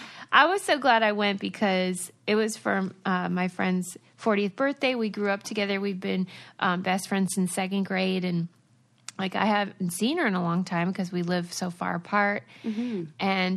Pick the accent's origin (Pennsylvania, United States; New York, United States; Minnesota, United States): Pennsylvania, United States; moved away; I'm from Pennsylvania.